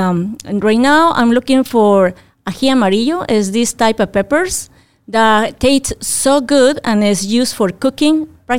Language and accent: English; Peru; now in Fairfield Township, United States; I am originally from Peru, but I live in Fairfield Township.